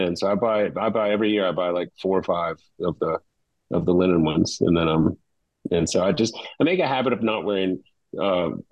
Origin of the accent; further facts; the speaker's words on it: Baton Rouge, Louisiana, United States; now in Hilton Head Island, United States; I grew up in Baton Rouge, got hit by hurricanes all the time.